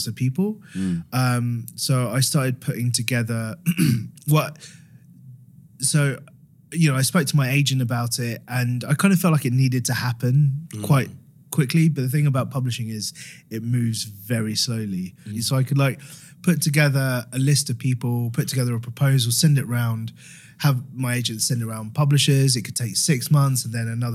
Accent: Harrow, London, United Kingdom; I'm from Harrow

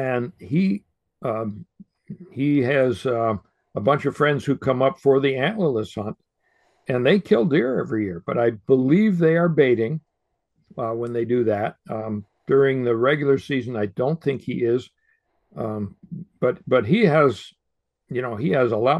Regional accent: Western New York State, United States; I grew up in Western New York State

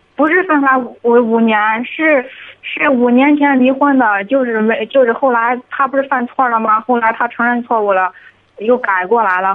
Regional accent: Shaanxi, China; moved away as an adult; 我们是陕西的

